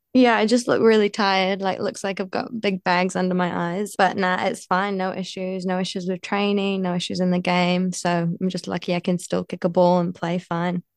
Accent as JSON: {"language": "English", "town": "Bolton", "region": "North West England", "country": "United Kingdom", "tie": "born or raised there", "moved": "yes", "lives_now": "New Zealand", "said": "I was born in Bolton"}